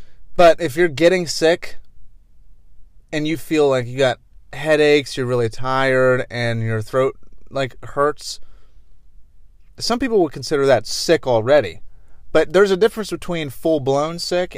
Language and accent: English; United Kingdom; It's kind of hard to say as a British person.